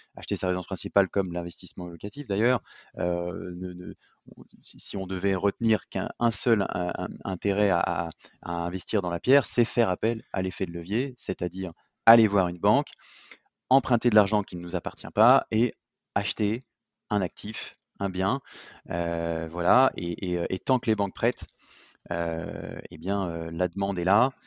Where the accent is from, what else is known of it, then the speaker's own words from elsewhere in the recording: Lyon, Auvergne-Rhône-Alpes, France; je suis lyonnais